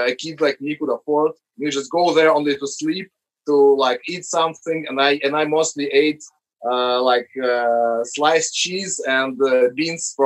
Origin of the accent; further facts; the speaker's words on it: Moscow, Russia; when we were growing up in Moscow in the 90s